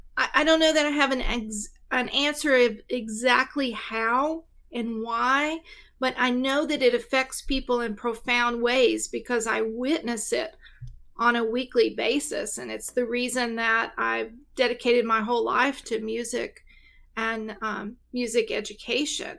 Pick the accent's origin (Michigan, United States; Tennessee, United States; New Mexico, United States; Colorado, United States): Tennessee, United States; East; I am actually from East Tennessee. So, um, yeah, I live right near, uh, where I grew up.